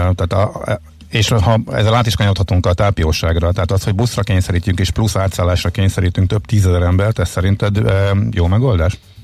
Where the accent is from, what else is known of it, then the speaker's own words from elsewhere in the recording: Zalaegerszeg, Zala, Hungary; moved away; én Zalaegerszegen töltöttem a gyerekkoromat